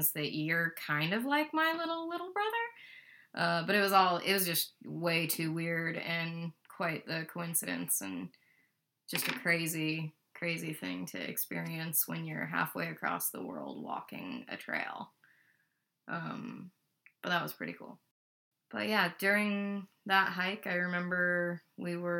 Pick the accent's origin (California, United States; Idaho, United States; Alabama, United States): Idaho, United States; Boise; that's where we're from